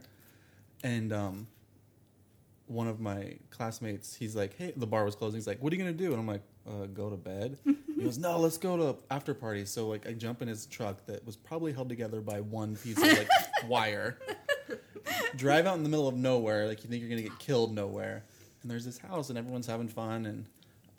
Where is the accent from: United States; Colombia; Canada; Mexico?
United States; Albia, Iowa; I'm from Albia, and there's a little tiny lake just north of it called Lake Miami